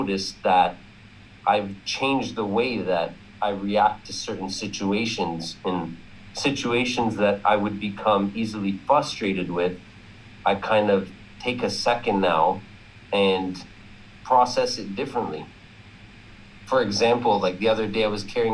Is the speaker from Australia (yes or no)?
no; Ontario, Canada; I'm from Ontario, Canada.